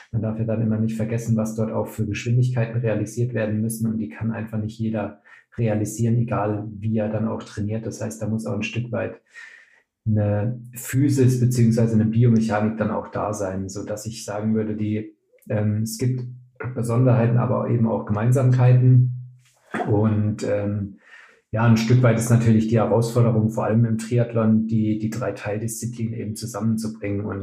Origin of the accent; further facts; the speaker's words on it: Würzburg, Bavaria, Germany; moved away as an adult; also born or lived in Cologne; now in Leipzig, Germany; Mittlerweile 31 Jahre alt, ähm, komme gebürtig aus Würzburg, habe in Köln und Leipzig Sportwissenschaften studiert